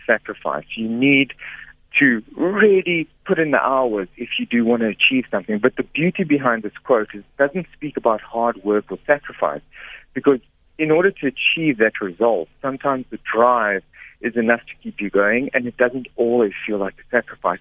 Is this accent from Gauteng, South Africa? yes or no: yes; Pretoria, Gauteng, South Africa; I was born in Pretoria, in Sunnyside in Pretoria